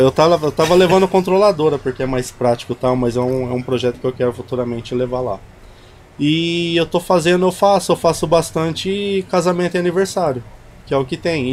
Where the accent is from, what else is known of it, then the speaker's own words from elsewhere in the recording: Barretos, São Paulo, Brazil; eu sou, sou de Barreto, sou chimpa